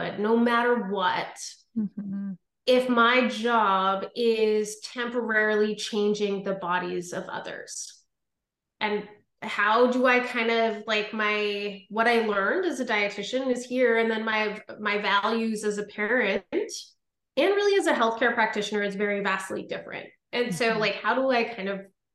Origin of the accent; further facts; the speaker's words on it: Ottawa, Ontario, Canada; I'm from Ottawa, Ontario